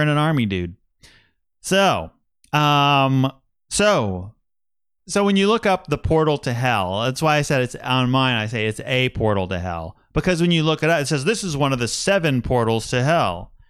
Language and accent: English; Wichita, Kansas, United States; also born or lived in Manhattan, Kansas; I grew up in Wichita and then went to college at Kansas State